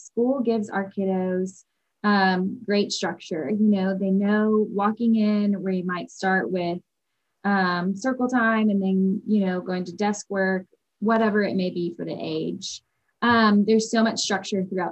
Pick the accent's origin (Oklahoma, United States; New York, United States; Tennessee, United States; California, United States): Tennessee, United States; Nashville; now in Birmingham, United States; I am originally from Nashville, Tennessee